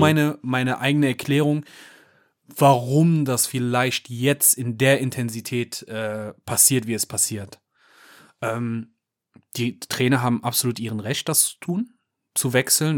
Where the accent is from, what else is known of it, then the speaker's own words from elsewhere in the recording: Cologne, North Rhine-Westphalia, Germany; als Kölner